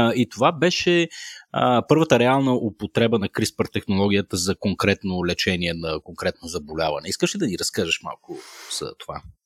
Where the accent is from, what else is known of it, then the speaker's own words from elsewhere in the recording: Shumen, Shumen Province, Bulgaria; accent: Shumen; аз съм шуменец по природа, вероятно ми личи по начина по който казвам думички като 50, 11 и, и проче. От време на време шуменската ми природа се проявява.